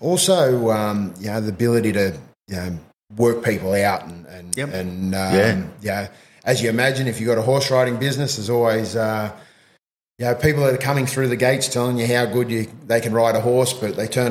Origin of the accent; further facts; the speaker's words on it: Jindabyne, New South Wales, Australia; also born or lived in Berridale / Cooma; I actually come from a small country town called Berridale. Yep. I grew up mostly in Jindabyne.